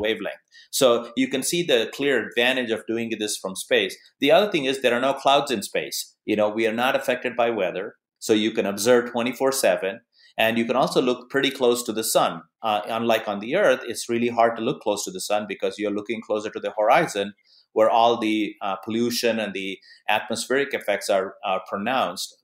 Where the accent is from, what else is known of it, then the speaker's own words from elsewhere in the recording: Arizona, United States; my home state of Arizona